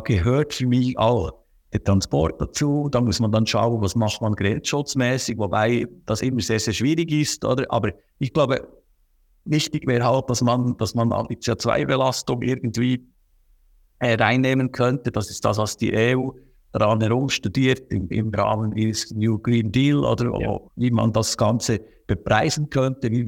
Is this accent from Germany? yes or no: no; Bern, Switzerland; aber ich sage immer, bei uns im Berner Oberland, wir haben so viele kleine Gebäude, landwirtschaftliche Gebäude, auch mit Wohnnutzung oft.